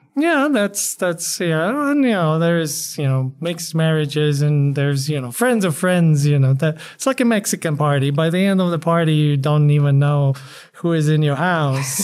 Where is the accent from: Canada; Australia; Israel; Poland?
Poland; now in El Paso, United States; I'm a, a Polamex, as I call myself. Uh, and I'm Polish